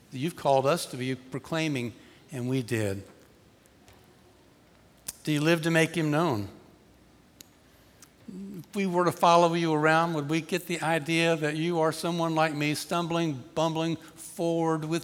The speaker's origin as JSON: {"language": "English", "town": "Atlanta", "region": "Georgia", "country": "United States", "tie": "born or raised there", "said": "I grew up in Atlanta."}